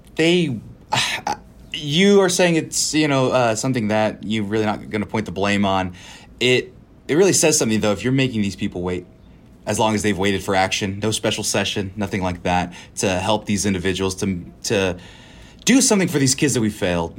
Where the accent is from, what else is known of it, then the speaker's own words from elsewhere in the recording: California, United States; moved away as an adult; now in Texas, United States; I'm from California. I've been here seven, eight years